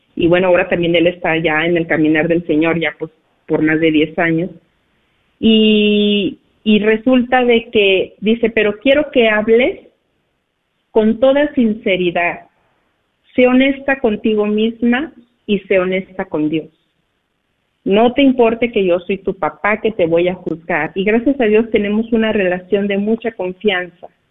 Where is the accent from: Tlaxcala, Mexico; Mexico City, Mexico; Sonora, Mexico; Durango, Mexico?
Durango, Mexico; Cuauhtémoc; moved away; nos encontramos de vacaciones aquí en mi pueblo, aquí en México, en Cuauhtémoc, Durango